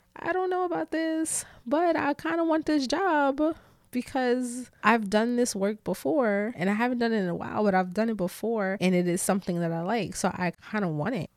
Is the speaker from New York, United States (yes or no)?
yes; New York City, New York, United States; I'm such a New Yorker, like, a city girl, New Yorker